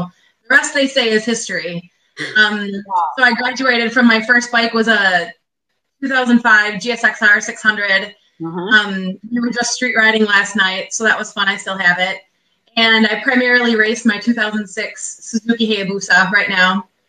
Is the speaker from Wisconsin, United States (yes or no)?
yes; Waukesha, Wisconsin, United States; I'm from Waukesha, Wisconsin. It's a suburb Kind of big city, just outside of Milwaukee, about 20 minutes west of Milwaukee.